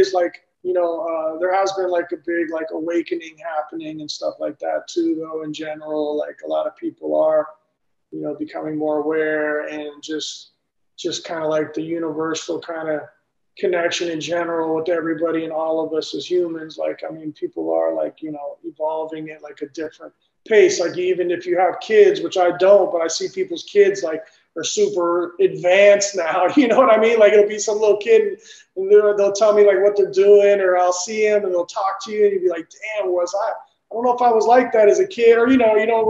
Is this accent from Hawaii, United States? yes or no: no; Bay Area, California, United States; as I was growing up in the Bay Area